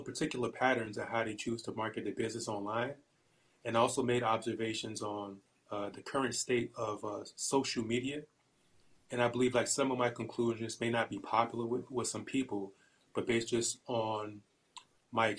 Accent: Newark, New Jersey, United States; moved away as an adult; now in Allentown, United States; I'm originally from Newark, New Jersey, N-E-W-A-R-K, born and raised

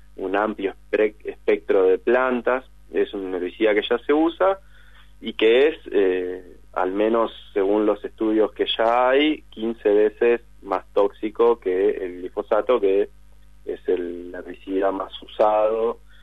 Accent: Concepción del Uruguay, Entre Ríos, Argentina; moved away; Concepción del Uruguay, entre paréntesis, mi pueblo natal

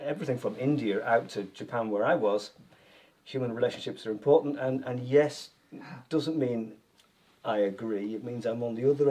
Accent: Yorkshire and the Humber, United Kingdom; moved away as an adult; also born or lived in South of England; now in Northern Ireland, United Kingdom; Well, I grew up talking like this because I grew up in Yorkshire. And then one goes down south in England to learn how to be a teacher.

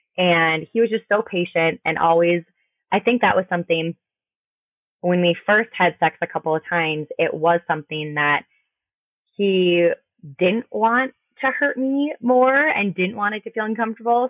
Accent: Minnesota, United States; I am from Minnesota

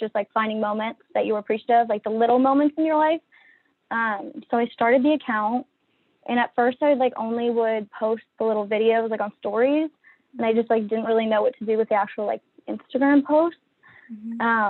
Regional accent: Annapolis, Maryland, United States; moved away as an adult; also born or lived in Virginia / Washington, D.C. area; I'm from Annapolis, Maryland. Born and raised there.

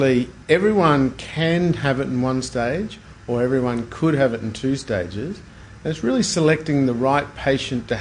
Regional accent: Brisbane, Queensland, Australia; I grew up in Brisbane and I studied in Brisbane

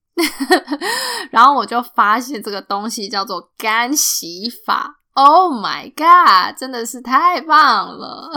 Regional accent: Taiwan; now in United States; 我们台湾人

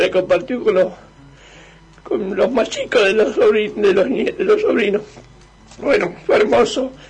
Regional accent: Lincoln, Buenos Aires Province, Argentina; yo soy linqueño y en mi pueblo cuando éramos chicos eh, yo vivía con, vivíamos todos con mis tíos, con mis tíos y en una casa grande

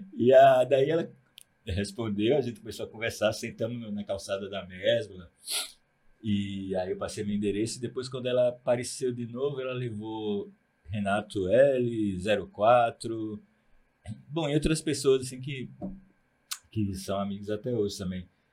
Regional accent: Aracaju, Sergipe, Brazil; moved away as an adult; also born or lived in Propriá, Sergipe; now in Recife, Brazil; Eu sou de Sergipe, nasci numa cidade chamada Propriá, uhum. cresci em Aracaju, mas com 18 anos, eu fiz 18 anos, comprei uma passagem pro Recife

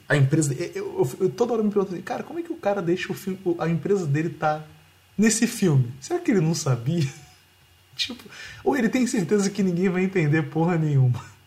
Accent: Rio de Janeiro, Brazil; eu sou do Rio

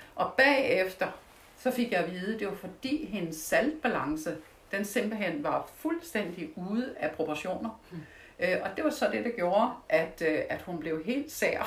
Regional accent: Denmark; jeg er fra Jylland og kommer fra landet. Så der slagtede vi jo

